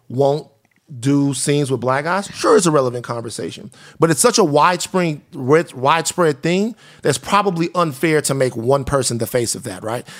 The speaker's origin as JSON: {"language": "English", "region": "the South", "country": "United States", "moved": "yes", "lives_now": "Los Angeles, United States", "said": "I'm from the South"}